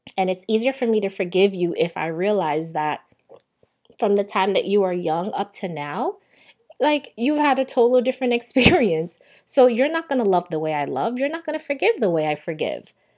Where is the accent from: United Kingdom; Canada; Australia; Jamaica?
Jamaica; also born or lived in New York, United States; now in Miami, United States; I am a Jamaican-born Sagittarius